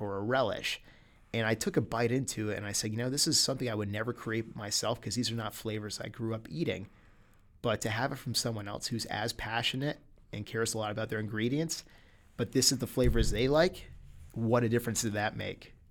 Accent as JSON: {"language": "English", "country": "United States", "said": "as an American"}